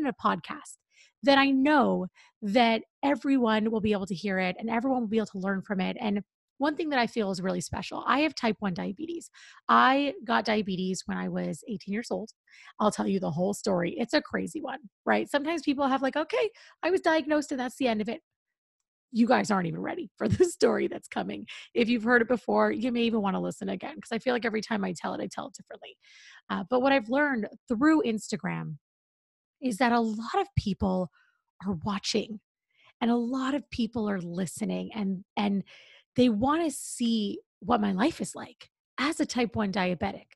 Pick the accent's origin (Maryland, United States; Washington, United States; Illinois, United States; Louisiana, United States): Washington, United States; Seattle; moved away as an adult; also born or lived in New York City; I grew up in Seattle